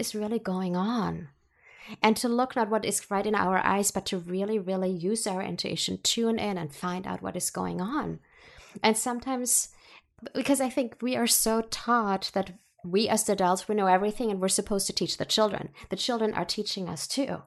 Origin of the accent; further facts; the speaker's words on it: Germany; moved away; I was born and raised in Germany